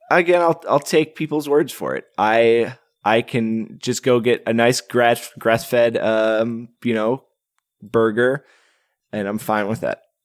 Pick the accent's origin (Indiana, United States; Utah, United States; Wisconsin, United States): Wisconsin, United States; moved away; I'm originally from Wisconsin and I grew up with the mythology of the Hodag